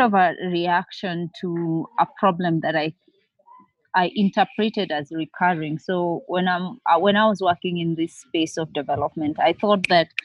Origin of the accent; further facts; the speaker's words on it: Nairobi, Kenya; I am from Nairobi, Kenya